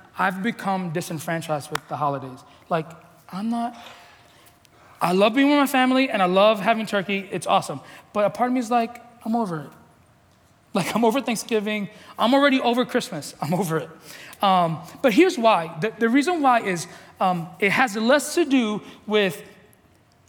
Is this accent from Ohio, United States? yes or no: no; New York City, New York, United States; I grew up in the Bronx